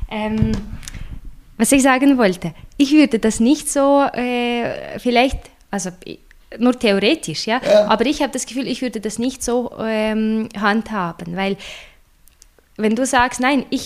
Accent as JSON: {"language": "German", "country": "Russia", "said": "So oder weißt du, oder ich komme aus Russland und äh, das ist die Situation mit der Barrierefreiheit, mit Zugänglichkeit und allem ist eine ganz andere."}